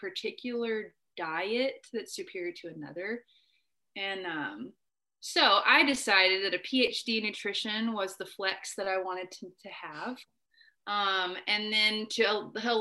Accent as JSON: {"language": "English", "town": "Conway", "region": "Arkansas", "country": "United States", "tie": "born or raised there", "moved": "yes", "said": "I am from Arkansas. I was actually one of the few kids at Hendricks that was from where Hendricks is, in Conway"}